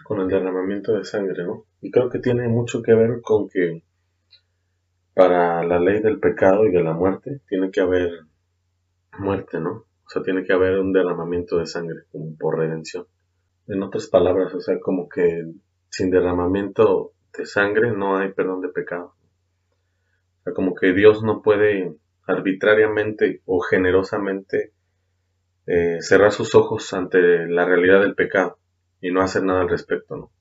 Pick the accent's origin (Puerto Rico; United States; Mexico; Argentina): Mexico; Hablando como mexicanos